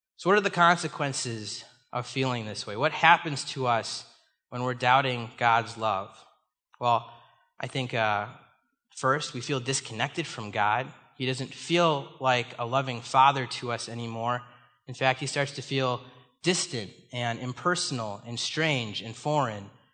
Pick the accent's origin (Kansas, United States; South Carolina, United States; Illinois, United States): Illinois, United States; Chicago; moved away as an adult; now in Minnesota, United States; I was born and raised in the Chicago area.